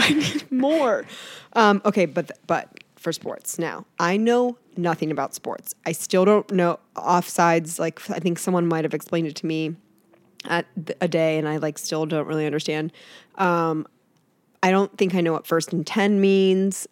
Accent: Northeast Ohio, United States; moved away; I was from Northeast Ohio

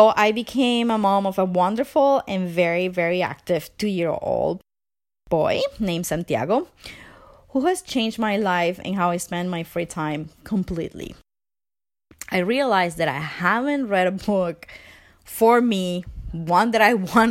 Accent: Venezuela; English is a second language; moved away as an adult; now in Canada; I am from Venezuela. I've been living in Canada for 9 years now, I think. English is my second language.

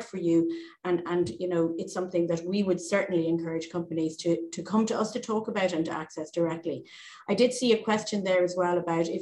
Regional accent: Ireland; as Irish people

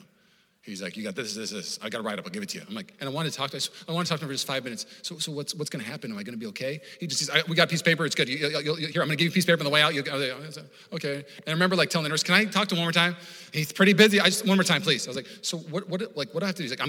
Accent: Puyallup, Washington, United States; I grew up in Puyallup, Washington

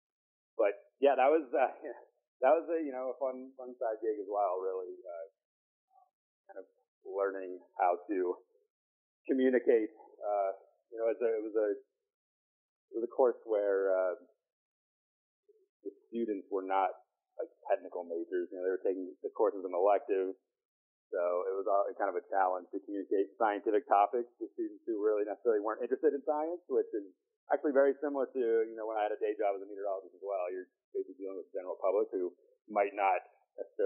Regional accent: Northern Virginia, United States; moved away as an adult; also born or lived in Wyoming; I grew up in Northern Virginia

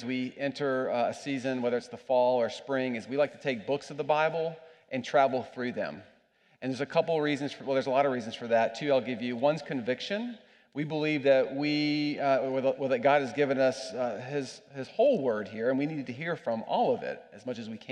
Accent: United States; I'm an American

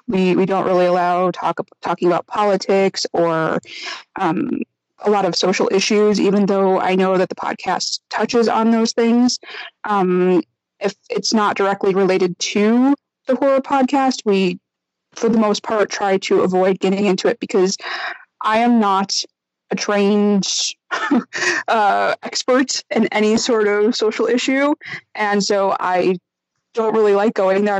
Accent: Chicago, Illinois, United States; moved away as an adult; now in Germany; I am actually originally from Chicago. I live now in Germany, um, and I've been here for seven years

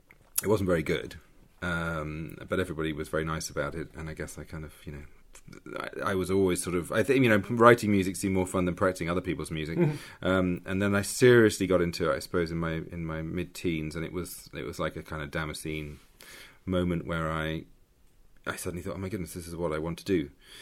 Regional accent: London, United Kingdom; People growing up in Mitcham, Surrey, composition was obviously the way out for me.

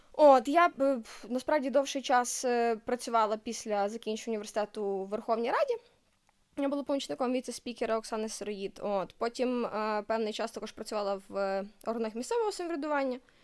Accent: Lviv, Lviv Oblast, Ukraine; also born or lived in Germany; Я народилася у Львові

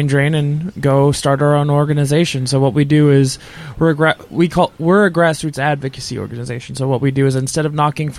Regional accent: Atlanta, Georgia, United States; I'm from Atlanta

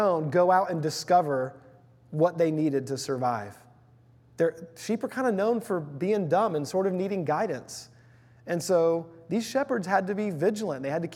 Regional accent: Houston, Texas, United States; When I was growing up in Houston, Texas, for a few years in elementary school

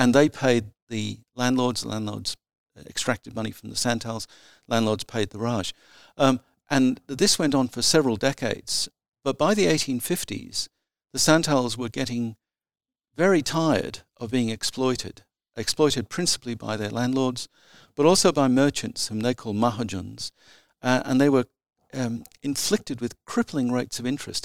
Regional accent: provincial South Australia, Australia; my teenage years, which I spent in provincial South Australia

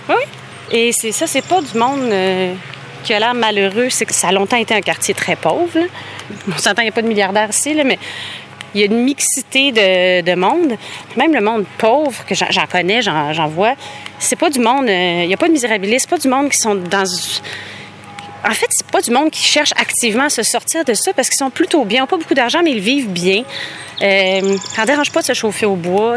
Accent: Montreal, Quebec, Canada; now in Laval, Canada; J'ai grandi, moi, à Montréal

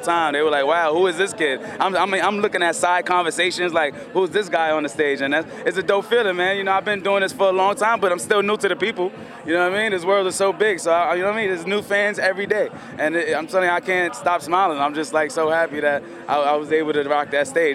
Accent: New York City, New York, United States; I'm a rapper from the Bronx

